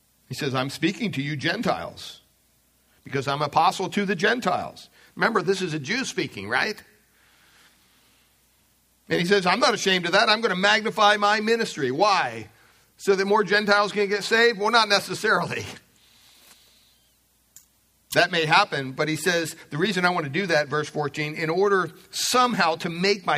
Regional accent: Pennsylvania, United States; I remember growing up in Pennsylvania, we had several acres of property

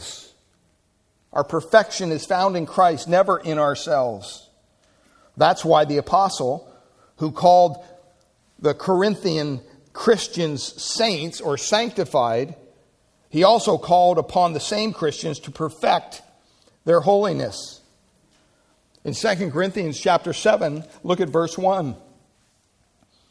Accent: Pennsylvania, United States; moved away; I'm from Pennsylvania, so we say washed

